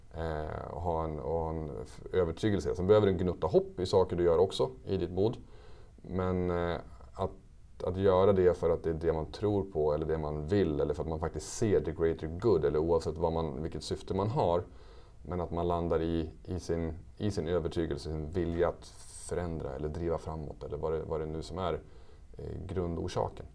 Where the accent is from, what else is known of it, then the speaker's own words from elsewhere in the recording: Västerås, Västmanland, Sweden; also born or lived in Switzerland; jag är ju från Västerås i grunden